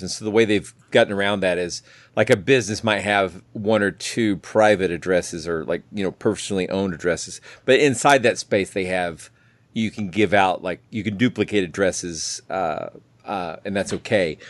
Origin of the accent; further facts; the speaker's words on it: Atlanta, Georgia, United States; I'm from the Atlanta area, and Atlanta shuts down at night